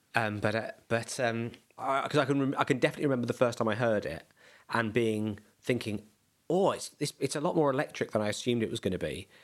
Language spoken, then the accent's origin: English; Bromley, London, United Kingdom; also born or lived in Beckenham; I was born in Bromley. I'm he moved around a tiny bit to other bits of South uh, South London, and now live in Beckenham.